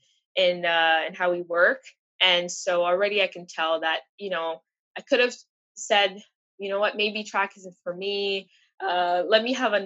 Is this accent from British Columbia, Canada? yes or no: no; Montreal, Quebec, Canada; moved away as an adult; now in Toronto, Canada; I'm from Montreal, my family's still there